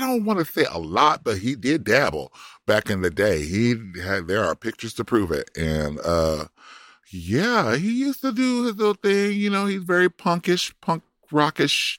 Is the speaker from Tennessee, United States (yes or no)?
no; Compton, California, United States; now in Florida, United States; I'm from Compton, and I live in Florida